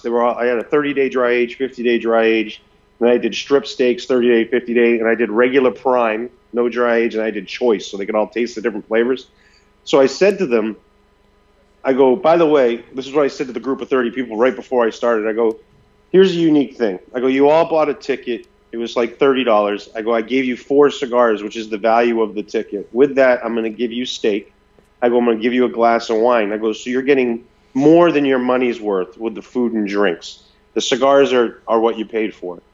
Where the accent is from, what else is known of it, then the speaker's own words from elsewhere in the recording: Maine, United States; moved away; I'm from Maine originally, so dairy bars are real popular up there